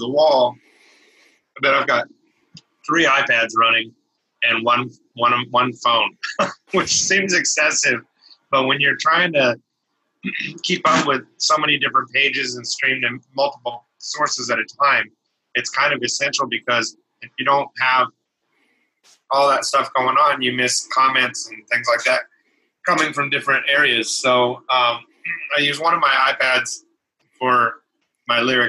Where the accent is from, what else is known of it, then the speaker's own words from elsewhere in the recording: Kansas City, United States; my hometown in Kansas City